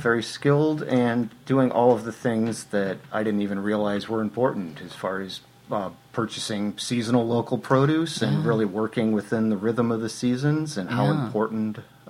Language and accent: English; Chicago suburbs, Illinois, United States; moved away as an adult; also born or lived in Portland, Oregon; now in Seattle, United States; Yeah, I lived just in the Chicago suburbs until I was 22. So born and raised in Illinois.